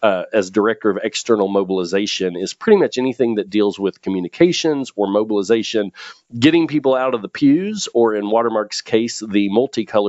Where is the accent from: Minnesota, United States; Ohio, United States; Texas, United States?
Texas, United States; Kaufman; also born or lived in Farmers Branch, Texas; I grew up in the Dallas area, out sort of in the country, in a town or near a town called Kaufman.